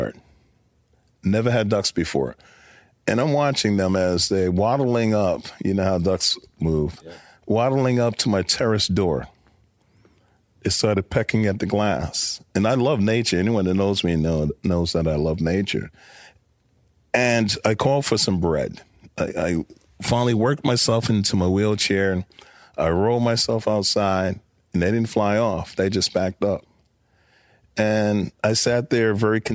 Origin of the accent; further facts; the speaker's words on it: New York City, New York, United States; I'm a kid from Brooklyn.